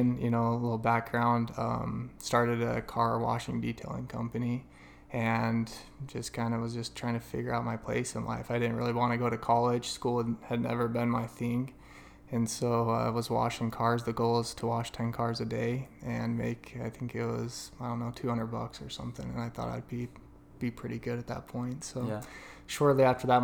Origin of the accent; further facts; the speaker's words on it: Gilbert, Arizona, United States; also born or lived in Price, Utah; I consider myself an Arizona native, even though I was born in Price, Utah.